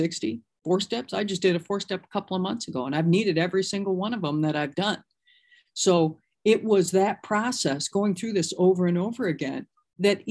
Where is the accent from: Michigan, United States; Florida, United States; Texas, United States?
Michigan, United States; moved away; I'm originally from Michigan